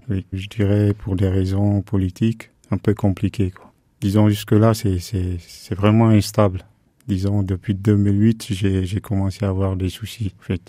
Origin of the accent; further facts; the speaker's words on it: Guinea; moved away as an adult; also born or lived in Dakar, Senegal / Morocco / Spain / Paris, France; now in Le Mans, France; je suis parti de la Guinée-Conakry, de la Guinée pour le Sénégal.